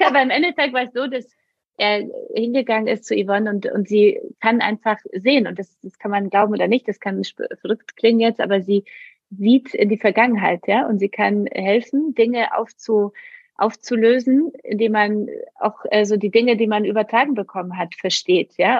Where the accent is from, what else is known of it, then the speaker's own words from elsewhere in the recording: Poland; moved away; bin aus Polen katholisch